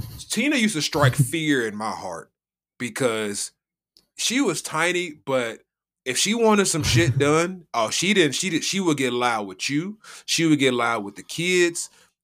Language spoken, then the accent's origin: English; United States; I'm from USA.